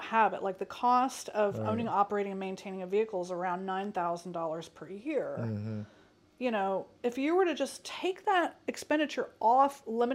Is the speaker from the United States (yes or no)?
yes; Nashville, Tennessee, United States; also born or lived in Indianapolis, Indiana; I grew up in Nashville